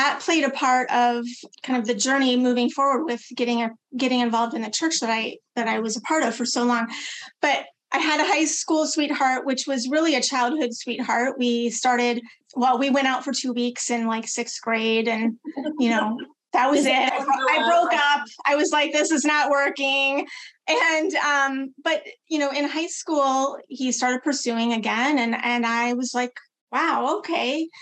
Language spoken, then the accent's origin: English; Midwest, United States; I was born and raised in the Midwest, you know, Midwest girl, rural community